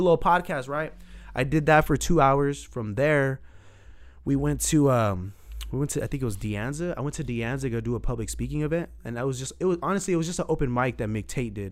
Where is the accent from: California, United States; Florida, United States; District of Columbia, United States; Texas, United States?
California, United States; San Jose; I grew up in Southside San Jose, went to Old Grove High School.